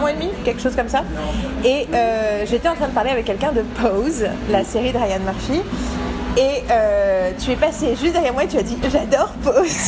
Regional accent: Paris, Île-de-France, France; je suis une parisienne blanche

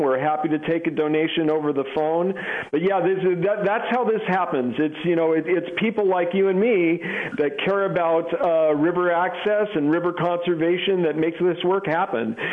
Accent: Oregon, United States; the state of Oregon, my home state

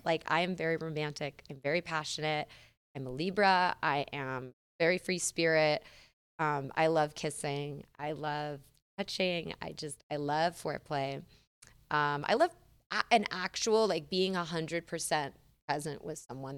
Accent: San Diego, California, United States; moved away; I'm from San Diego, uh, California

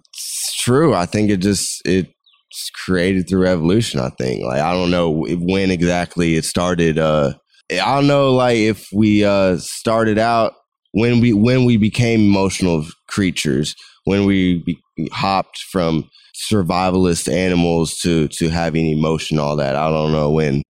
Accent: United States; I was growing up in America

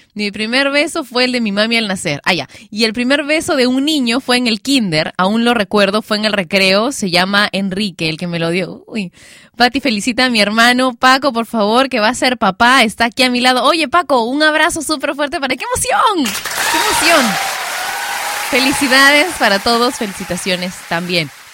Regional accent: Peru; panty en mi país, Perú, no se le dice a la ropa interior. No, acá le decimos calzones a eso

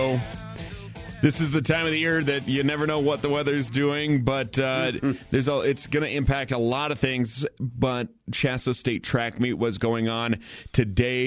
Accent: Kersey, Colorado, United States; growing up in Kersey

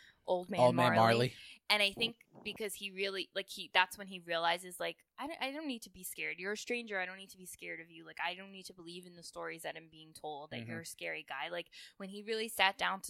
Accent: United States; I grew up near New York

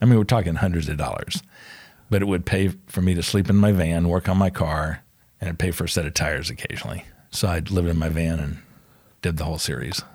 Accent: Atlanta, Georgia, United States; also born or lived in Charlotte, North Carolina; born in Charlotte, um, 'cause my mom was from Charlotte and she was there. My dad was in the war. So born in Charlotte, but moved back to Atlanta pretty quickly

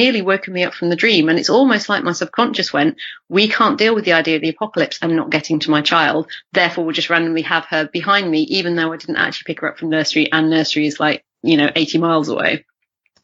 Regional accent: Yorkshire Dales, Yorkshire and the Humber, United Kingdom; moved away; my hometown in the Yorkshire Dales

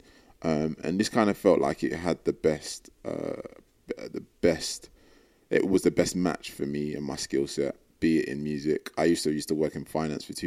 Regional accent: London, United Kingdom; moved away as an adult; now in New York, United States; I am 25 years old, and I'm from London, and I live in New York.

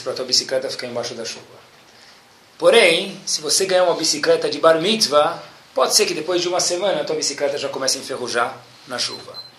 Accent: Brazil; nós somos brasileiros natos

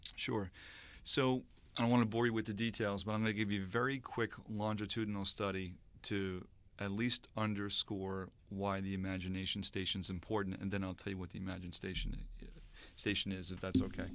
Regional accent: Sayville, New York, United States; from Sable, New York. Uh, lived in Sable for quite some time, grew up there

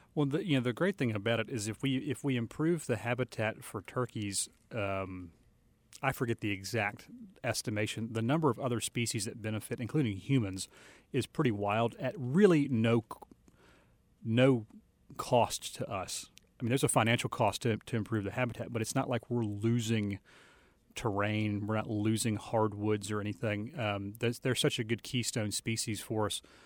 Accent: Virginia, United States; I grew up in Virginia for the most part

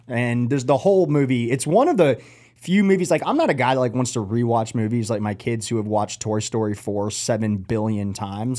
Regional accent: Atlanta, Georgia, United States; now in Charlotte, United States; I'm not from here. I grew up in Atlanta, coming from a really big city

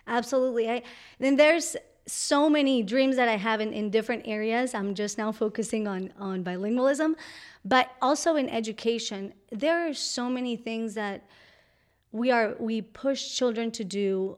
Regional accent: Colombia; English is a second language; moved away; I'm from Colombia. And, and my mom taught me English through real and meaningful interactions when I was in Colombia

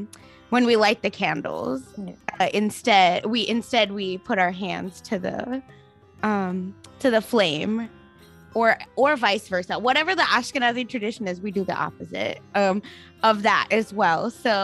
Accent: Oklahoma, United States; Like me growing up in Oklahoma, learning that, you know, mashed potatoes might have like bacon fat in them was wild

